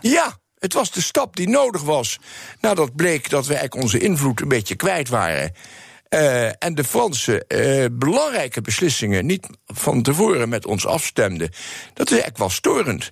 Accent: Netherlands; also born or lived in New York; wij als Nederlanders

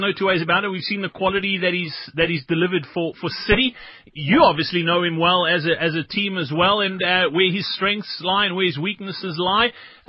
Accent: South Africa; as a South African

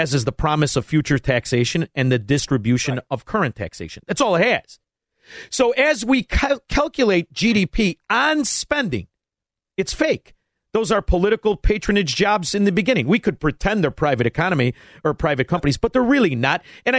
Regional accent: Melrose Park, Illinois, United States; you're only 6 years older than me, and when I was from Melrose Park

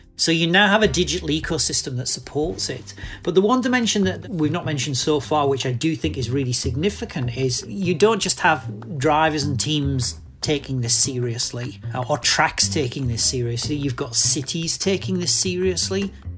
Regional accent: United Kingdom; a British guy whose, if you like, formative Formula One years were spent in Britain

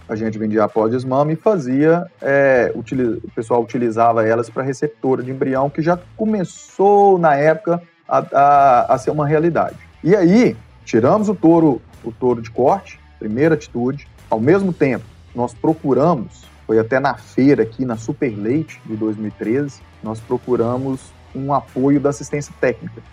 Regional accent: Pompeu, Minas Gerais, Brazil; fui nascido e criado aqui em Pompeu

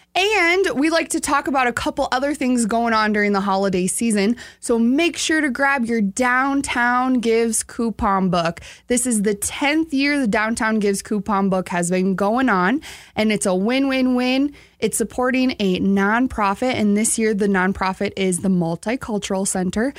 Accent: outside Sioux Falls, South Dakota, United States; I grew up right outside of Sioux Falls

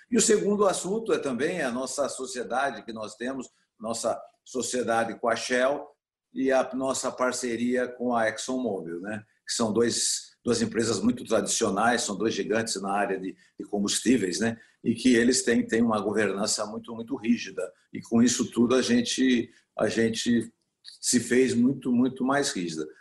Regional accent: Brazil; como brasileiro e como está envolvido em todo o agronegócio

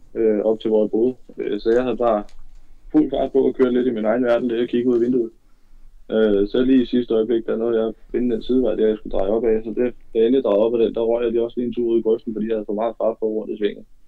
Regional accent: West Jutland, Central Denmark Region, Denmark; Jeg kommer fra Vestjylland af.

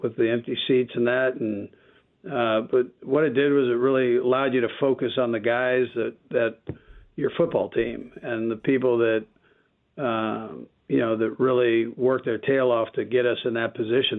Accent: California, United States; now in Kansas City, United States; I'm from California

